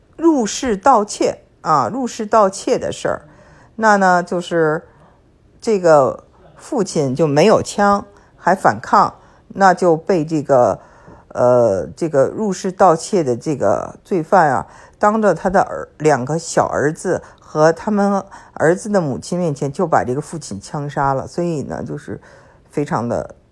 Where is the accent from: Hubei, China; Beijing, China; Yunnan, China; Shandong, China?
Beijing, China; also born or lived in California; now in Texas, United States; 我呢是在北京长大的，英文叫做 city girl， 就是成事姑娘